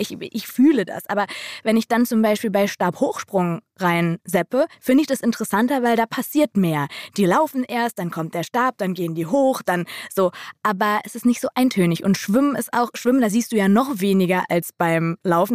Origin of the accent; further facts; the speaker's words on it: Schalke catchment area, North Rhine-Westphalia, Germany; Wir sind ja so im Schalker Einzugsgebiet geboren